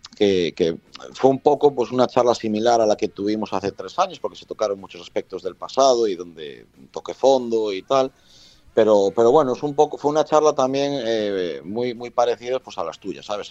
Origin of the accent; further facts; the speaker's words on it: A Coruña, Galicia, Spain; yo soy de La Coruña, puedo viajar todo lo que viaje por el mundo, pero al final La Coruña es La Coruña